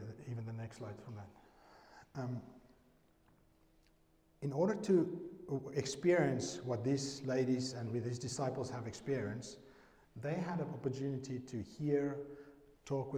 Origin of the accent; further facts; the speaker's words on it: South Africa; I'm from South Africa